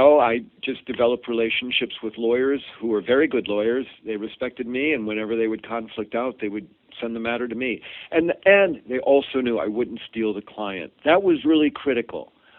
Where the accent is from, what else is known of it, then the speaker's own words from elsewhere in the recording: Boston, Massachusetts, United States; found out that I was from Boston and had this background